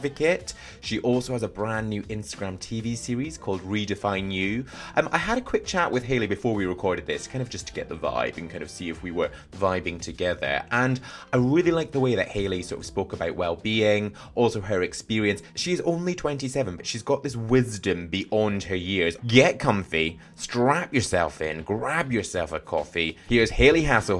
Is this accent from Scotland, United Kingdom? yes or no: yes; Scotland, United Kingdom; now in England; I'm Scottish